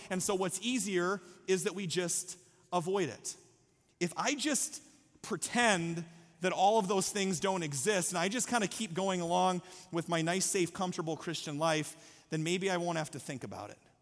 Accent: Story City, Iowa, United States; moved away; I'm from Story City, Iowa

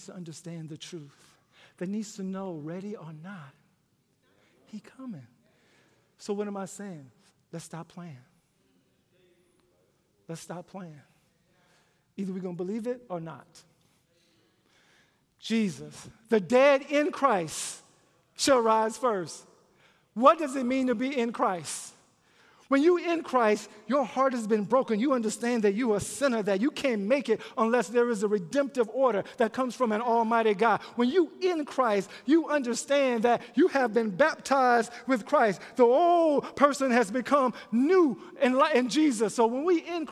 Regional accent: Louisiana, United States; When I was growing up in Louisiana

